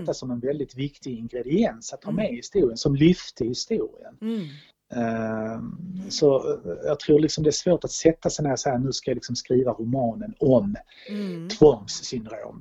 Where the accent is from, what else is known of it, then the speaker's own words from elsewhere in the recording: Malmö, Skåne, Sweden; also born or lived in New Delhi, India / Stockholm / Copenhagen; now in Rörum, Sweden; den minsta stad jag bott i är Malmö där jag är född.